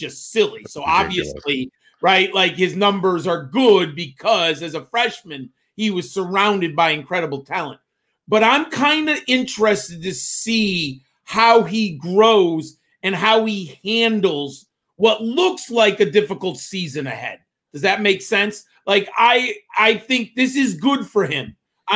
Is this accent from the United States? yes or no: yes; Northeast, United States; I'm from the Northeast